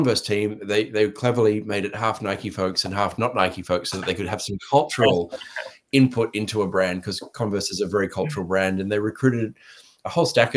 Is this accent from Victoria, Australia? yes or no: no; Sydney, New South Wales, Australia; moved away as an adult; also born or lived in Thailand / Indonesia; now in United States; I'm from Australia, grew up in Sydney, beaches